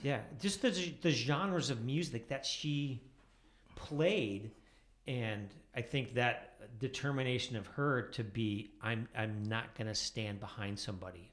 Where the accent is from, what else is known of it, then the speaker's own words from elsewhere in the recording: outside of Chicago, Illinois, United States; I grew up outside of Chicago